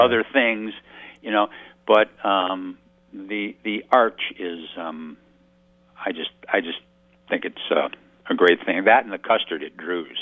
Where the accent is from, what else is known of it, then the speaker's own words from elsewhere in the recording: outside of Detroit, Michigan, United States; moved away; I grew up outside of Detroit